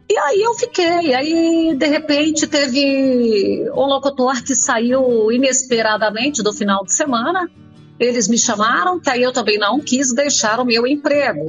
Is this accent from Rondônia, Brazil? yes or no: yes; Colorado do Oeste, Rondônia, Brazil; now in Jataí, Brazil; eu sou de Colorado do Oeste, em Rondônia. Hum. Na realidade, eu fui para lá com um ano